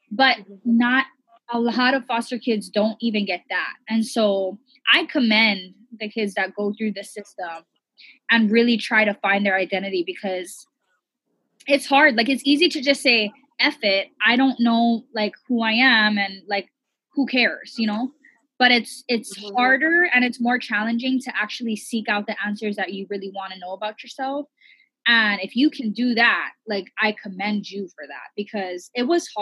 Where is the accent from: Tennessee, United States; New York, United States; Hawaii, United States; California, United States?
Hawaii, United States; we're all a mixed plate here in Hawaii